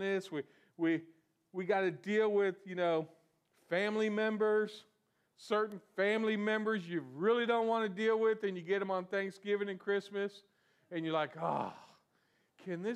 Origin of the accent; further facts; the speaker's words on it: South Florida, United States; I was born in South Florida and raised in South Florida